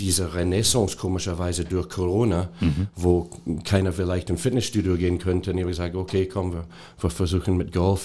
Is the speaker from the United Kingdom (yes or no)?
yes; Scotland, United Kingdom; German is a second language; moved away as an adult; also born or lived in Hanover; now in Germany; ich bin seit über 30 Jahren jetzt in Deutschland. Ähm, ich habe meine Ausbildung in Schottland gemacht